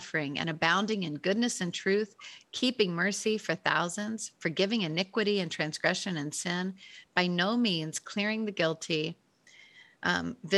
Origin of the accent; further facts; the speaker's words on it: Memphis, Tennessee, United States; moved away; growing up in Memphis